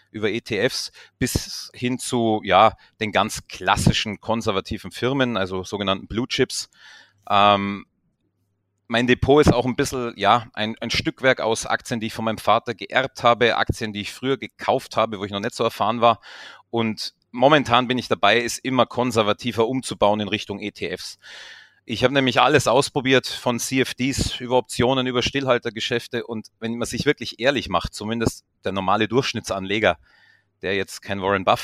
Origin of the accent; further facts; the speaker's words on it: Bavaria, Germany; now in Austria; wir wohnen in Vorarlberg, die Immobilienpreise sind extrem hoch. Ich komme ja ursprünglich aus der Region südlich von München, wo sie auch sehr hoch sind.